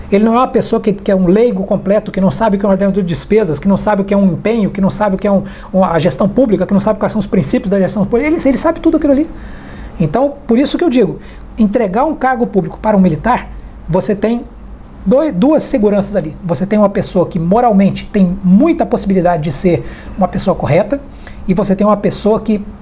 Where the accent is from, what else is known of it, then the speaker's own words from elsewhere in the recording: Brazil; Eu acho que o importante é, é nós, como brasileiros, nós estarmos aí é, conscientes de que cada um tem que contribuir.